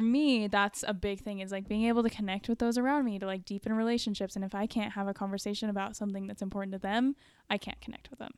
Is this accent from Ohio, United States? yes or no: no; Dallas, Texas, United States; I grew up in North Dallas